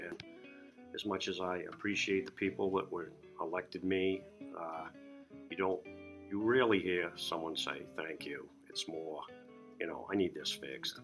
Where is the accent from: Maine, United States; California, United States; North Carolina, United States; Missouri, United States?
Maine, United States; Kittery; It's just been my hometown. It's where I grew up, and I just love the whole Kittery experience.